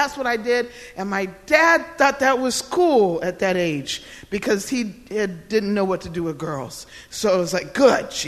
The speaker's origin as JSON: {"language": "English", "town": "Odenton", "region": "Maryland", "country": "United States", "tie": "born or raised there", "said": "he came to the hospital with my mother in Odenton, Maryland"}